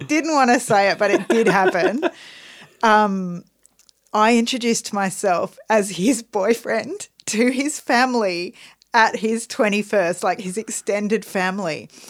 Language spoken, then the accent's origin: English; Australia; We are Australian. We have to play... … at least once a day.